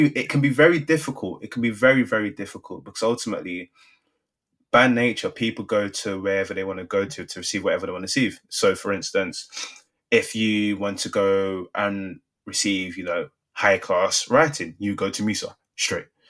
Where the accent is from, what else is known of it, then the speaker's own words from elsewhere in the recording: London, United Kingdom; Growing up in Southeast London, I know so many people that were one degree away from making it professional